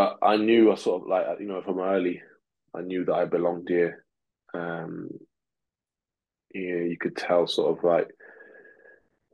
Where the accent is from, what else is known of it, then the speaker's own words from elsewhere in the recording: England, United Kingdom; first language Russian; English is a second language; also born or lived in Moscow, Russia; my dad then decided, and mom decided then to move to England, basically to seek for a better life. And obviously, being a child, I just tagged along, and I had a new life here in the UK, starting again at 7